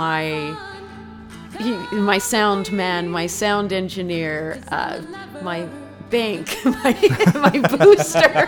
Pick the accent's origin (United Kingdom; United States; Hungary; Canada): Canada; now in Berlin, Germany; I am a Canadian living in Berlin